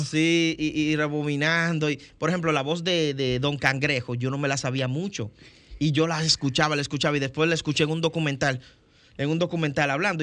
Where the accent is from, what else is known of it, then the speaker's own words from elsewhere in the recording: Dominican Republic; ser el primer dominicano